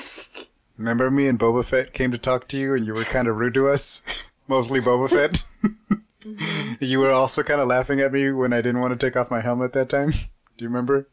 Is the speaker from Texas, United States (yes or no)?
yes; Texas, United States; I'm like from Texas